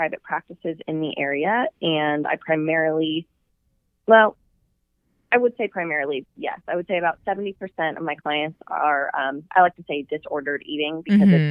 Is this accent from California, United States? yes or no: yes; Southern California, United States; moved away as an adult; also born or lived in Texas / Dallas; I'm from Southern California and I went to college in Texas.